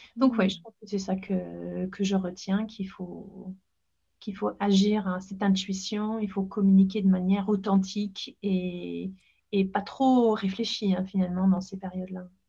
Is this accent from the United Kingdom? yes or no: yes; Leeds, Yorkshire and the Humber, United Kingdom; French is a second language; moved away as an adult; now in Paris, France; je suis née à Leeds, dans le nord d'Angleterre